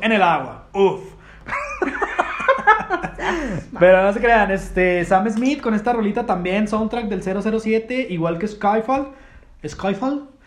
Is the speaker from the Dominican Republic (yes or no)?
no; Mexico; somos mexicanos